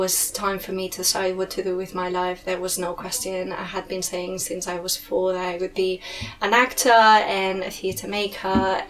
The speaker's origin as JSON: {"language": "English", "town": "Girona", "region": "Catalonia", "country": "Spain", "tie": "born or raised there", "also_born_or_lived": "Barcelona", "second_language": "English", "moved": "as an adult", "lives_now": "London, United Kingdom", "said": "in my hometown, which is, I'm from Girona"}